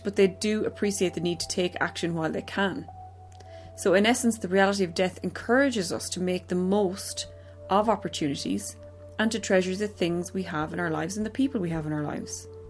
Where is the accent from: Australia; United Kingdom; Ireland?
Ireland; growing up in Ireland in the late 80s, early 90s